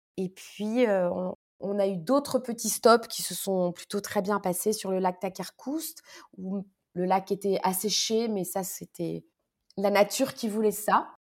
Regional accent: Paris, Île-de-France, France; also born or lived in Morocco; ce dont j'avais le plus besoin en tant que parisienne

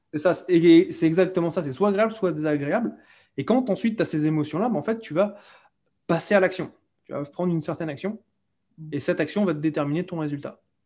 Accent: France; moved away as an adult; also born or lived in Cambodia / London, United Kingdom; je suis français et je suis parti de France à l'âge de, de 22 ans exactement

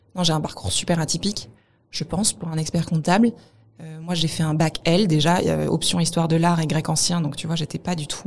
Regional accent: Montpellier, Occitania, France; je viens de Montpellier

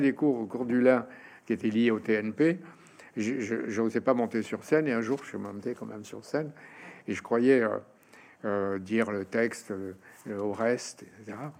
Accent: Oran, Oran Province, Algeria; moved away; on a grandi comme ça au Oran

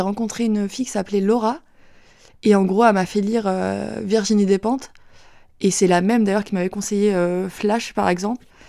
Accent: Saint-Étienne-du-Rouvray, Normandy, France; J'ai grandi à Saint-Étienne-du-Rouvray, donc euh, c'est une ville en Normandie près de, près de Rouen

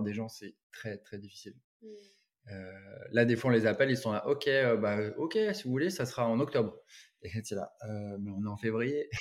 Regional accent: Carnac, Brittany, France; moved away as an adult; also born or lived in Sydney, Australia / Paris; j'ai grandi à Carnac ici

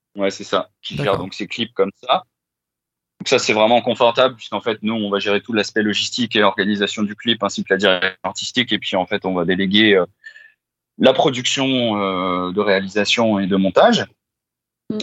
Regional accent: Val d'Oise, Île-de-France, France; nous on est originaire du Val d'Oise

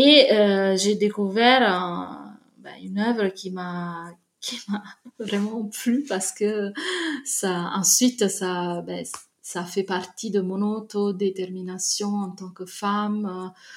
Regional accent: Naples, Campania, Italy; French is a second language; moved away; je viens de Naples

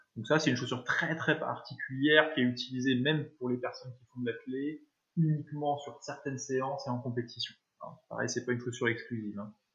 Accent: Annecy, Auvergne-Rhône-Alpes, France; je suis originaire de, Haute-Savoie et d'Annecy

